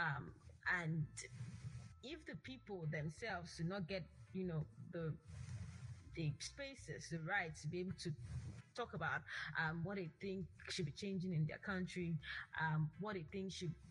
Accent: Nigeria; as a Nigerian living in Nigeria

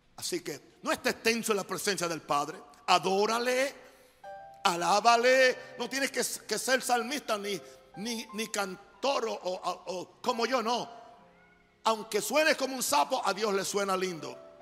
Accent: United States; moved away; Yo soy gringo

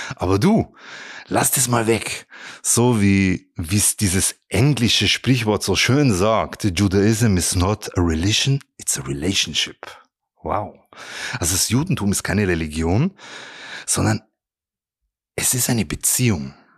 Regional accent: Regensburg, Bavaria, Germany; ich bin ja in Regensburg aufgewachsen

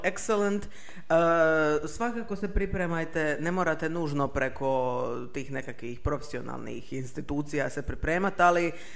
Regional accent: Makarska, Split-Dalmatia County, Croatia; ja sam iz Makarske

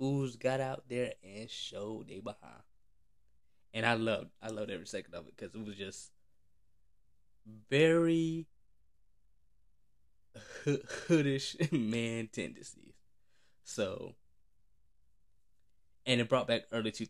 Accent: Florida, United States; I'm from Florida

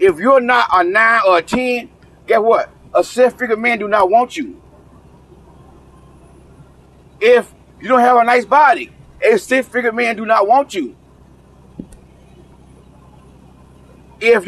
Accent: the South, United States; I may talk from the South because I'm from the South

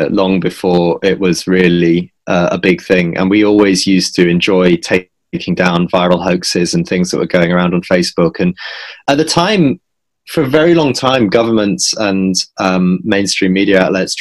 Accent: York, Yorkshire and the Humber, United Kingdom; moved away as an adult; now in London, United Kingdom; I grew up near York. I was born in York.

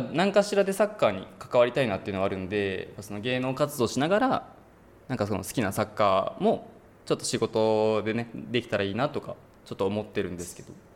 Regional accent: Gunma, Japan; moved away as an adult; now in Tokyo, Japan; 僕、地元群馬なんです

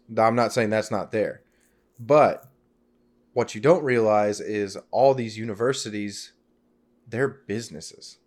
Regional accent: Fort Gibson, Oklahoma, United States; also born or lived in Arizona; I grew up in Fort Gibson, Oklahoma

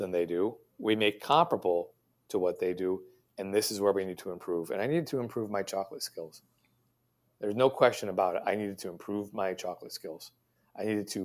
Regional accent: United States; I'm an American

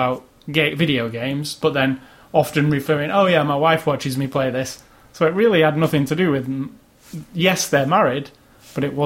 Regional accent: United Kingdom; I'm British

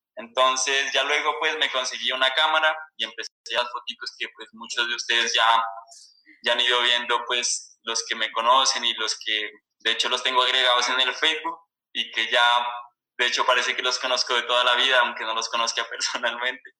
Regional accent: Sibundoy Valley, Putumayo, Colombia; soy oriundo de aquí del Valle de Sibundoy, que es como la parte andina del, departamento del Putumayo.

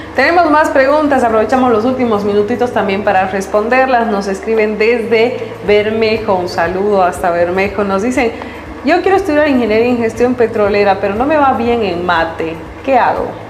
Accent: Tarija, Bolivia; somos afortunados los tarijeños por la riqueza natural que tenemos

